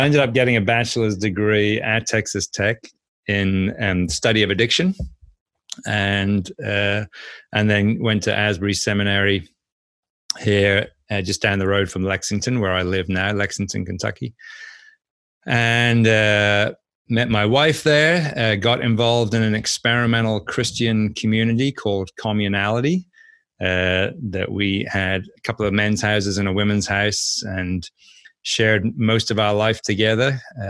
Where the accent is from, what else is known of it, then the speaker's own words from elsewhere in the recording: Norwich, East of England, United Kingdom; So anyway, I grew up in Norwich, spent the first 24 years of my life there.